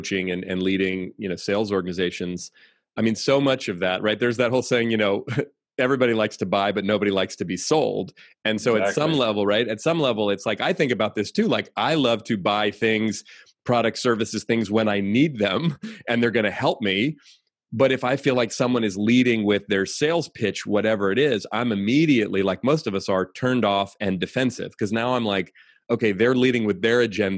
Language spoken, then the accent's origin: English; San Francisco Bay Area, California, United States; I grew up here in the San Francisco Bay Area, where I still live